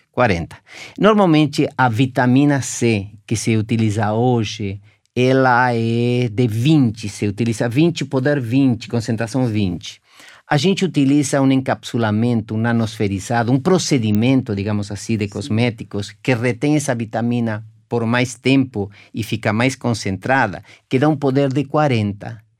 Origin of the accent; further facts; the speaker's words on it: Argentina; now in Brazil; Eu sou argentino, moro aqui há 40 anos